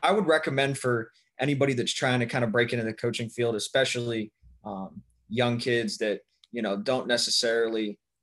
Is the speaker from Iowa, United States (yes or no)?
no; Youngstown, Ohio, United States; also born or lived in Columbus, Ohio; I'm originally from Youngstown, Ohio